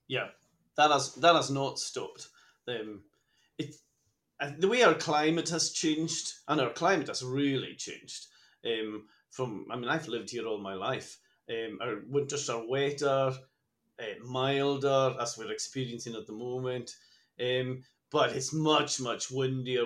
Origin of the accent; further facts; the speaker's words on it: Lewis, Scotland, United Kingdom; I'm a native from Lewes